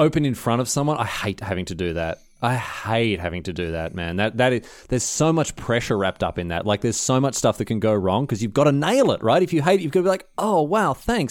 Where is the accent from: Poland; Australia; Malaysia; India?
Australia; moved away; I'm Australian.